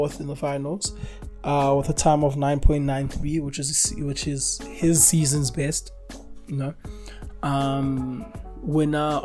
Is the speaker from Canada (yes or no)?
no; South Africa; as a South African sporting nation